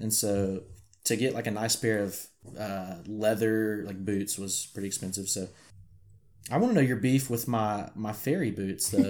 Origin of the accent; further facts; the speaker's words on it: Arkansas, United States; accent: country; I may sometimes sound country because I'm from Arkansas